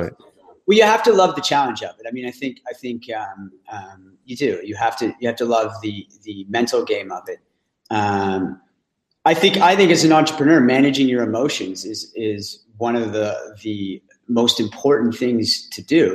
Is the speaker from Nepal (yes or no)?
no; Ottawa, Ontario, Canada; I'm from Ottawa.